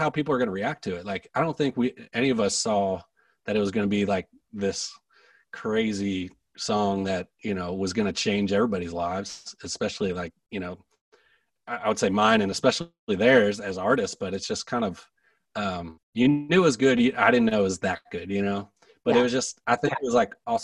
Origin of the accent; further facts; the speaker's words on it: Philadelphia, Pennsylvania, United States; now in Nashville, United States; I'm from Philly